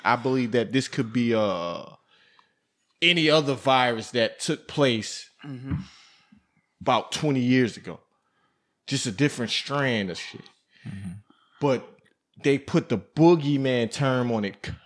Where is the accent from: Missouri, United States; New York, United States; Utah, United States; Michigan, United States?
New York, United States; Buffalo; I come from Buffalo, New York, where we done seen everything in Buffalo, New York